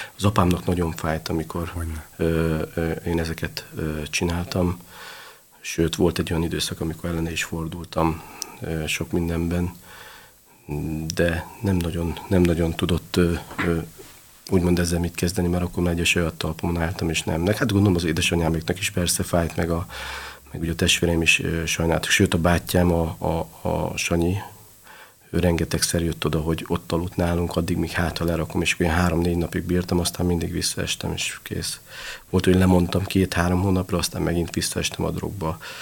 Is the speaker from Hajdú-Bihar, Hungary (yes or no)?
no; Budapest, Hungary; az utcán, a hetedik kerületben nőttem föl